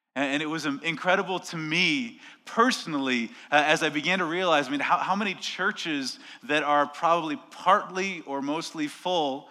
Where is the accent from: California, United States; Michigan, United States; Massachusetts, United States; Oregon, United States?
Oregon, United States; moved away; also born or lived in New York / France / Colorado; I grew up in Oregon